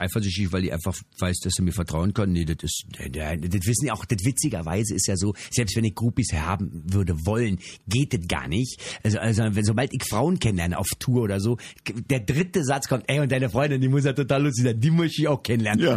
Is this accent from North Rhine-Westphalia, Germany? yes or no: no; Berlin, Germany; in Berlin spielen. Das ist meine Heimat